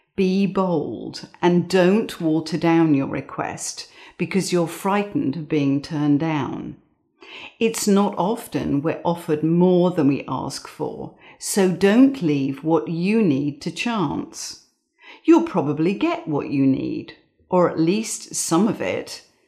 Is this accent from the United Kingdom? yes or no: yes; England, United Kingdom; I grew up in England